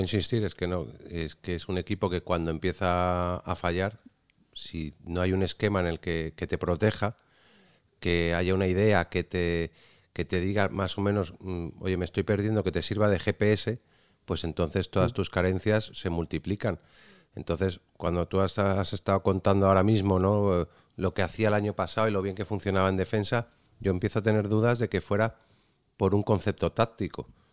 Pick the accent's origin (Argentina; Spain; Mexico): Spain; Cádiz, Andalusia; mi Cádiz. Por eso de que soy de allí